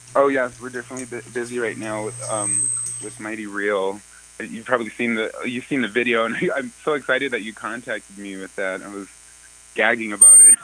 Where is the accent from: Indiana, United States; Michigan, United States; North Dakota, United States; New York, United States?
North Dakota, United States; New Town; I was born in Newtown